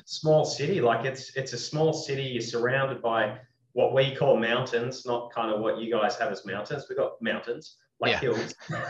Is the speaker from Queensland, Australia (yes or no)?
no; Sydney, New South Wales, Australia; also born or lived in Singapore; now in Adelaide, Australia; I'm from Sydney.